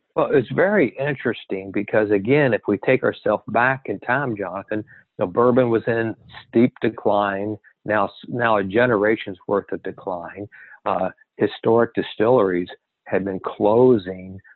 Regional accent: Kentucky, United States; growing up in Kentucky and and uh, you would have family members or the school would have people who were working in distillery

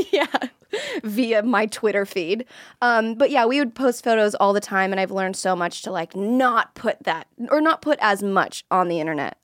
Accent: Florida, United States; I'm from Florida, and a lot of people that I went to high school

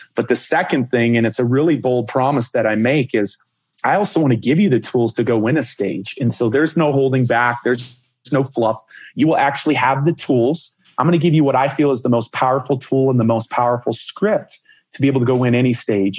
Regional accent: Dallas, Texas, United States; I grew up in Dallas, Texas with my parents

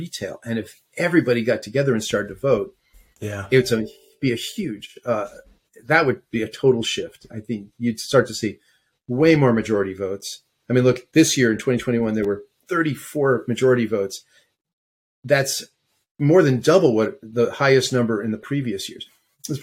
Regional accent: New York, United States; moved away as an adult; now in West Coast, United States; I was born in New York and went to NYU and lived there forever until I moved out to the West Coast. So, yeah, that's home

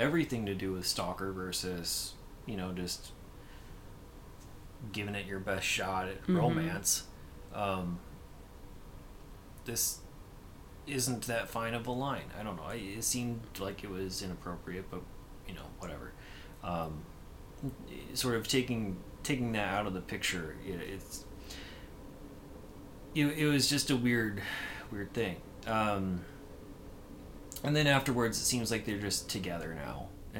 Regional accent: United States; I will not get as an American

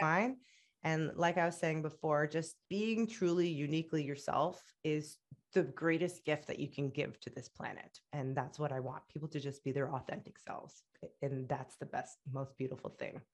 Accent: Canada; also born or lived in Egypt / Middle East; I'm proud of being Canadian and I'm proud of being Egyptian and they both make me who I am

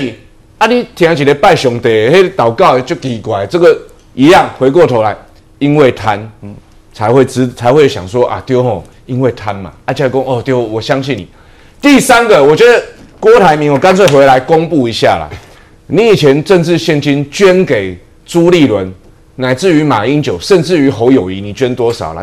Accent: Taiwan; 还好我们台湾人没有被他骗

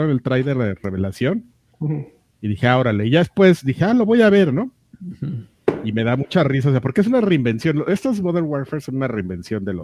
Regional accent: Mexico; yo soy mexicano y siento mucho orgullo

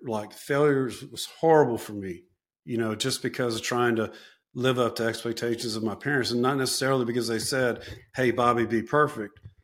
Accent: South Louisiana, United States; I'm from South Louisiana. That's where I went back

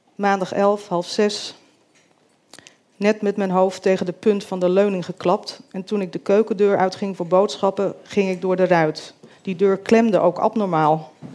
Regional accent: Groot-Ammers, South Holland, Netherlands; born or raised there; also born or lived in Rotterdam

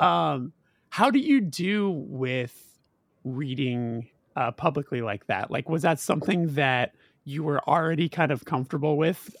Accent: Los Angeles, California, United States; born and raised in Los Angeles

